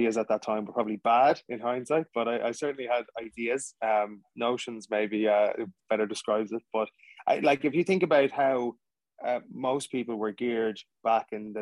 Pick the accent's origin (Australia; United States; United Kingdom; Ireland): Ireland; Dublin, Leinster; also born or lived in Limerick; We actually moved from Limerick when I was five. So both of my parents are from Limerick. So when people say where are you from, I say Dublin-ish